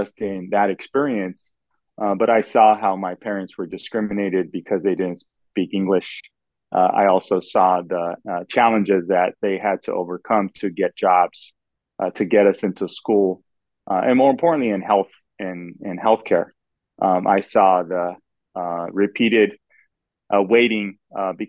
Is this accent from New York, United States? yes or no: no; Los Angeles, California, United States; I was born in Los Angeles